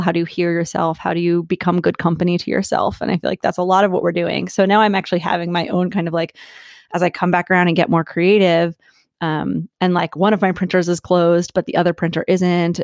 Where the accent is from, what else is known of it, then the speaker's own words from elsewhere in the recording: Philadelphia, Pennsylvania, United States; moved away as an adult; also born or lived in Asheville, North Carolina; I am born and raised in Philadelphia, and I became nomadic about two and a half years ago